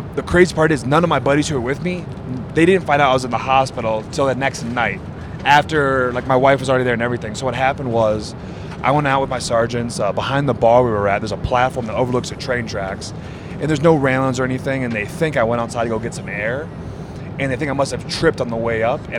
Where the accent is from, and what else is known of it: Wisconsin, United States